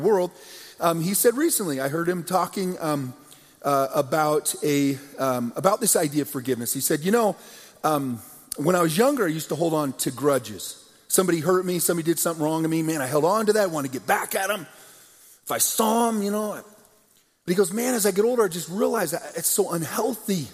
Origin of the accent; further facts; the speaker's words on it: United States; Two young men, growing up in America